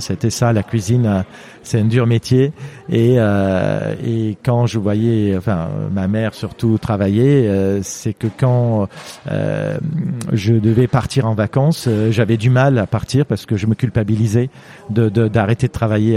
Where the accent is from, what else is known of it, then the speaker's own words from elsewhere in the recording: Lebanon; French is a second language; moved away as an adult; also born or lived in Marseille, France; now in France; je suis né il y a 58 ans au Liban